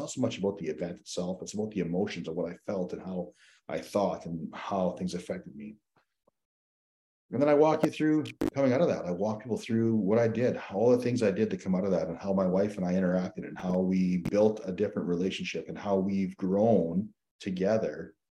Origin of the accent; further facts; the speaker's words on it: Saskatchewan, Canada; also born or lived in Newfoundland and Labrador / Alberta; I was born in Newfoundland, which is on the East Coast. And we, moved out to Alberta. I spent some time in Alberta, and I moved to Saskatchewan